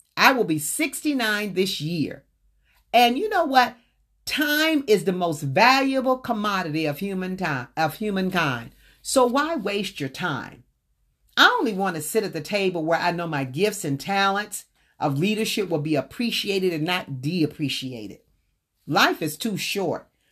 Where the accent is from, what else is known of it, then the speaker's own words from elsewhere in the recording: the South, United States; I was born and raised in the South